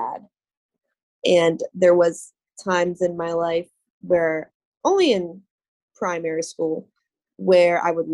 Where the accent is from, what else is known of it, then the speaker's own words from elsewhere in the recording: Boca Raton, Florida, United States; now in Tampa, United States; So I was born and raised in Boca Raton, Florida.